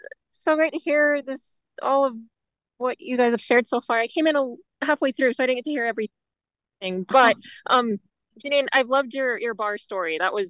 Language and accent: English; Utah, United States; I'm actually from Utah, too.